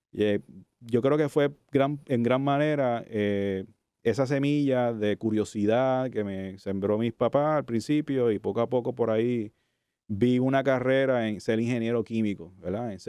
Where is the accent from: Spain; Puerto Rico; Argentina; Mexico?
Puerto Rico; Cataño; also born or lived in Santurce, San Juan; yo nací en Santurce, de hecho. Ok, vecino. me crié en Cataño, eso sí, me crié en Cataño, Santurcino, eh, nací aquí. Eh, y soy de área metro, o sea, estudié en Bayamón, en la Discípulo de Cristo, que es un colegio evangélico.